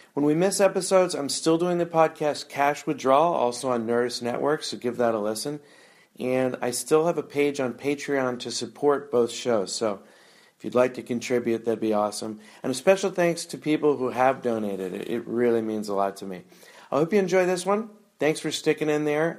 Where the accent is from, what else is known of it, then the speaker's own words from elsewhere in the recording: San Francisco Bay Area, California, United States; moved away; I'm from the Bay Area originally, and it's just changed so much since I was here.